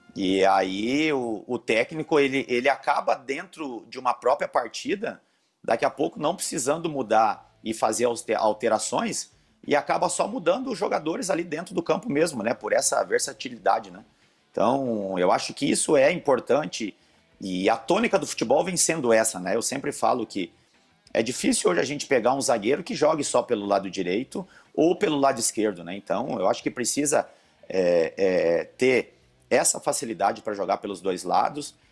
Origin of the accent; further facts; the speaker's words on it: Santa Cruz do Sul, Rio Grande do Sul, Brazil; moved away; also born or lived in Porto Alegre; Santa Cruz do Sul, na minha cidade natal